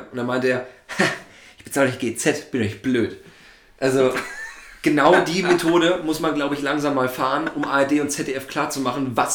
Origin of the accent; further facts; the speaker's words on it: East Germany, Germany; ich komme ja nur aus dem Osten